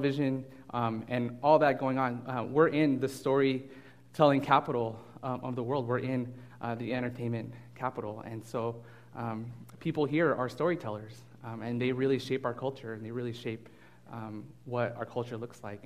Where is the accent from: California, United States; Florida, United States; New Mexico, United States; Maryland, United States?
California, United States; Burbank; I'm actually from Burbank. I grew up here